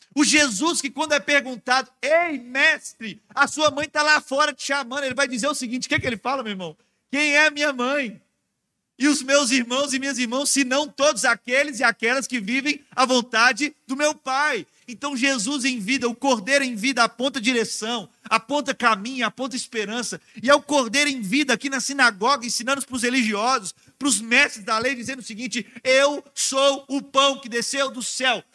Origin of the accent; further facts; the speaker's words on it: Minas Gerais, Brazil; moved away; a gente estava em Minas Gerais, ah, na minha terra, né? Na casa da minha família